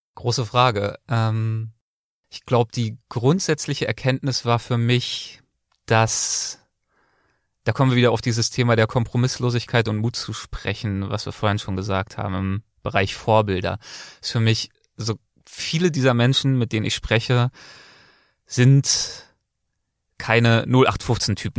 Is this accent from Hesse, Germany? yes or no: no; Berlin, Germany; moved away as an adult; now in Los Angeles, United States; geboren und aufgewachsen und bis einschließlich Abitur habe ich meine Zeit in Berlin verbracht